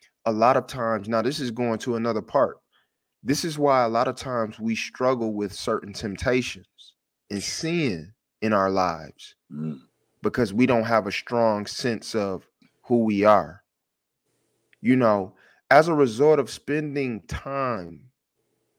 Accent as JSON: {"language": "English", "town": "Detroit", "region": "Michigan", "country": "United States", "said": "I'm from Detroit."}